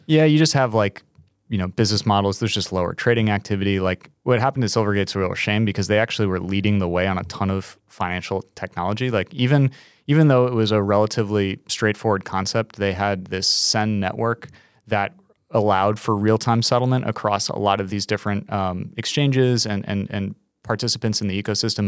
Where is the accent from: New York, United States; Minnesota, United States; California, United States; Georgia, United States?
New York, United States; As a New Yorker